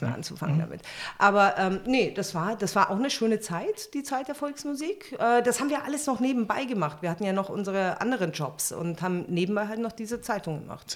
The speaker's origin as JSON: {"language": "German", "town": "Munich", "region": "Bavaria", "country": "Germany", "tie": "born or raised there", "also_born_or_lived": "Berlin", "moved": "as an adult", "lives_now": "Potsdam, Germany", "said": "Ich bin ein Münchner Kindel"}